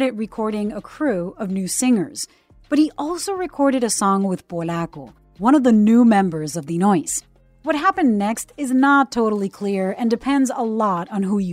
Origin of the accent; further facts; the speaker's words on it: Puerto Rico; I'm a CBS News correspondent born and raised in Puerto Rico, the cradle of reggaeton